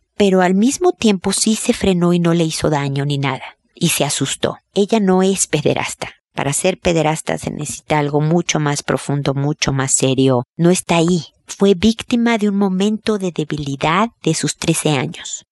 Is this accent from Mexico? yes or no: yes; Mexico; como dicen en mi tierra